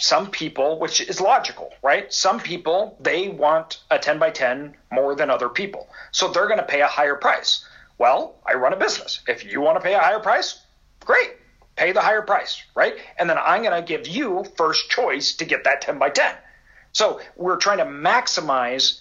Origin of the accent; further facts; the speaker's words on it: Idaho, United States; I'm from Idaho.